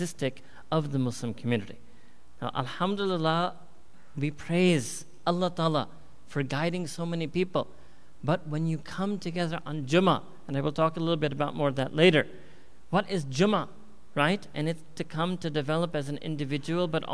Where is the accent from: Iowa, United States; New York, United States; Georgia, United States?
New York, United States; moved away as an adult; also born or lived in Chicago; I was born and raised myself in New York